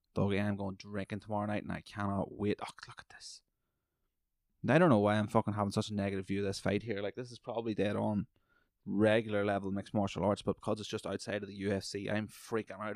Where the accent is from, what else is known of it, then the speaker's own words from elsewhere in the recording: Ireland; also born or lived in British Columbia; now in Canada; I come from Ireland